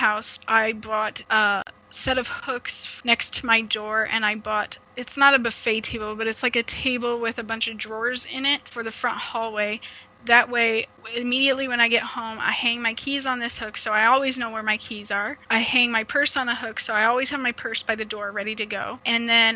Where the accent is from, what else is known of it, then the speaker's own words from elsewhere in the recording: Omaha, Nebraska, United States; now in Ontario, Canada; I am originally from Omaha, Nebraska, but I've relocated to Ontario, Canada